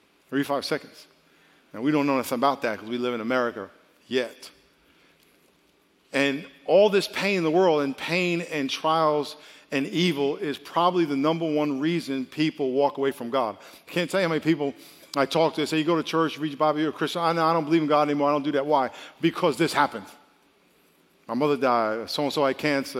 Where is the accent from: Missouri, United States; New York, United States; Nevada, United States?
New York, United States; I grew up in New York